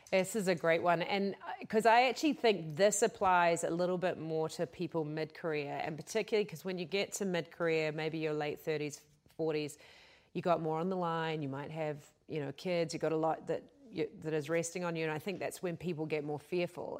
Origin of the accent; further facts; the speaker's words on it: New Zealand; now in United States; I come from New Zealand